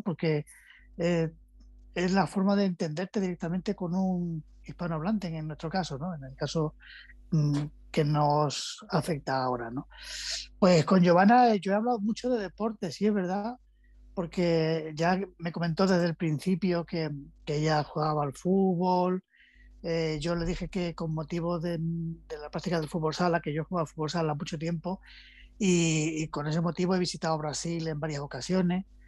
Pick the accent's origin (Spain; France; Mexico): Spain; Andalusia; accent: Andalusian; yo soy de Andalucía, una región al sur de España, en la que hay una forma muy particular de hablar